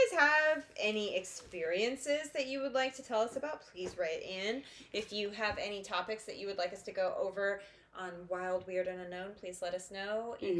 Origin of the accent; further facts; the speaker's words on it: Headless Horseman country, New York, United States; I grew up in Headless Horseman country.